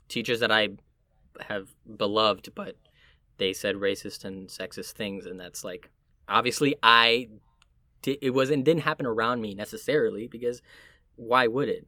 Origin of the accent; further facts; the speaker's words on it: Miami, Florida, United States; also born or lived in Puerto Rico (family); now in New York, United States; where I'm from would be Miami